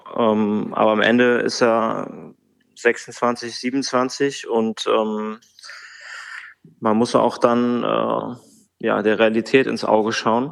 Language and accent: German; Bad Hersfeld, Hesse, Germany; moved away as an adult; also born or lived in Bremerhaven / Hamburg; now in Frankfurt, Germany; in Bad Hersfeld, in meiner Heimatstadt